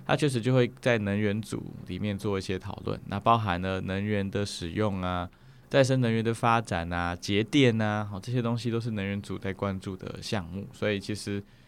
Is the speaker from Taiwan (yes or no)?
yes; Hualien, Hualien County, Taiwan; moved away as an adult; also born or lived in Taipei; 就在花莲念书这样子，然后念到了高中毕业